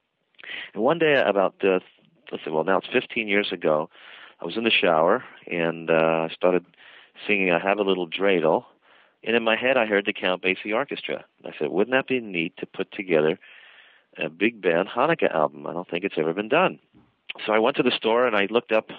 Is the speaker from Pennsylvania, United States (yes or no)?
yes; Philadelphia, Pennsylvania, United States; moved away; I grew up back east in Philadelphia